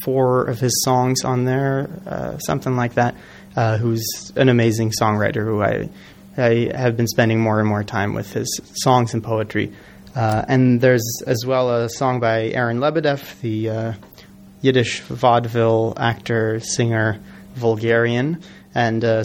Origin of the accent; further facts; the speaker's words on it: Los Angeles, California, United States; moved away as an adult; now in New York, United States; I grew up in Los Angeles, and I moved out to New York about 10 years ago